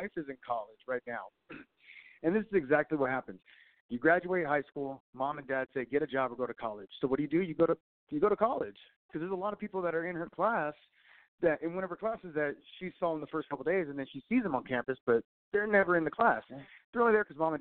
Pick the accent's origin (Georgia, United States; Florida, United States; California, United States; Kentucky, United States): California, United States; Southern; moved away; I'm from Southern California myself. I'll go back to visit, but I definitely don't want to live there anymore